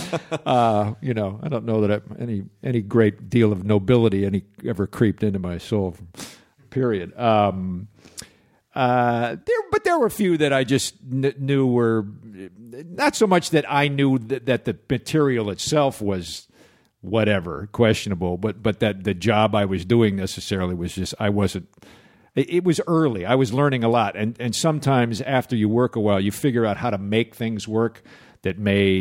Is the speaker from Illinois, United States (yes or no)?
yes; Chicago, Illinois, United States; but no, I came from Chicago. I was doing a lot of theater in Chicago, and I wound up out here in 84 just almost as a fluke.